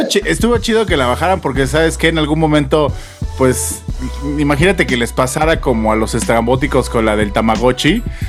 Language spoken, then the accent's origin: Spanish; Mexico; lo que somos como mexicanos